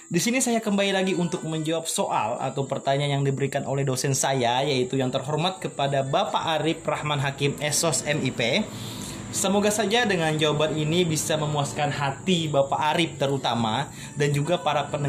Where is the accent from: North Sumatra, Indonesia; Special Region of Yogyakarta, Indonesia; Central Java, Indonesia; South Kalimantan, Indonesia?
South Kalimantan, Indonesia; Kotabaru; mungkin saya akan mengambil studi kasus di desa saya sendiri yaitu terletak di desa Karangpayau Sungai Kupang Kecamatan Kelumpang Hulu Kabupaten Kota Baru di sini mayoritas penduduk didominasi oleh suku Banjar dan juga suku Jawa